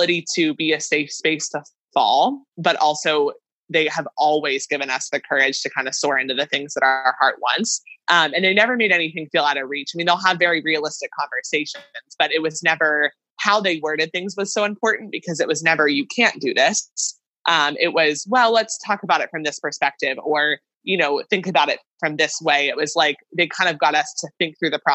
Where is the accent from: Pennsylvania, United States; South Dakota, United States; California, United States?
Pennsylvania, United States; near State College; moved away as an adult; also born or lived in Maryland; State College, Pennsylvania, which is close to my hometown